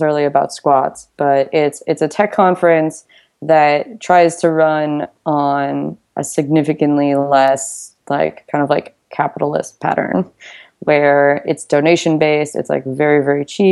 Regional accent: United States; I'm from the United States

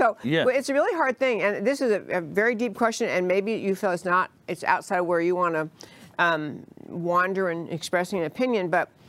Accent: New York, United States; moved away; because I grew up in New York.

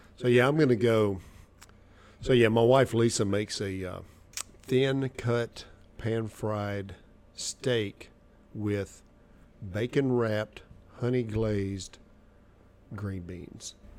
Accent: Arkansas, United States; also born or lived in Nashville, Tennessee; I was born in Nashville, Tennessee. I grew up in Arkansas. I've been in the South my whole life

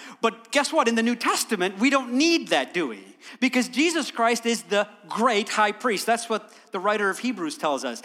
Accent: United States; we're Americans, and praise God that we are citizens of this amazing country

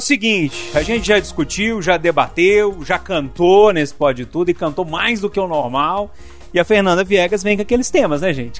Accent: Passa Tempo, Minas Gerais, Brazil; quando eu era criança pequena lá em Passatempo

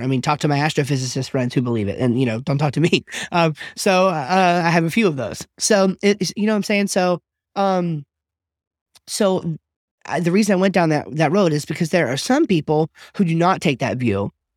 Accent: United States; I'm an American, modern, Western person

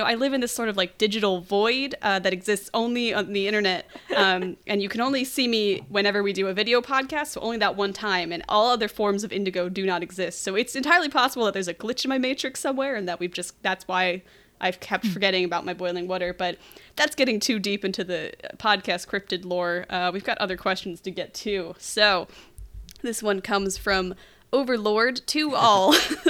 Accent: United Kingdom; This is a serious scientific question of national importance to me as a Brit.

